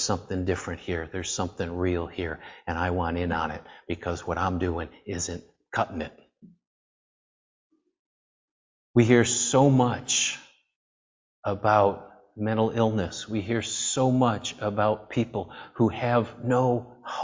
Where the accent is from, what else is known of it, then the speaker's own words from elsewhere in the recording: upstate New York, United States; moved away as an adult; also born or lived in Ohio; we're from New York, right? We're from upstate New York